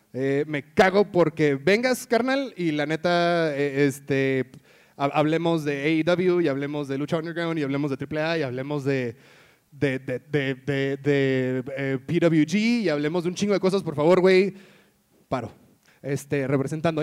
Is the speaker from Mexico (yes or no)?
yes; Tijuana, Baja California, Mexico; now in Mexico City, Mexico; crecí en Tijuana